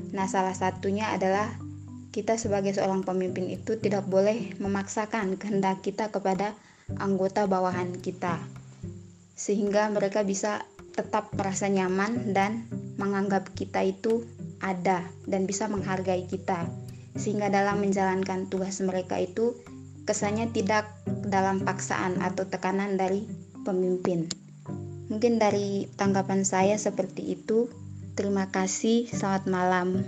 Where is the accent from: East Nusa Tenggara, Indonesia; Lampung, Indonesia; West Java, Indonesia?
East Nusa Tenggara, Indonesia; Perkenalkan … asal dari Flores Timur, NTT, dari Universitas Sarjana Wiyata Taman Siswa Yogyakarta.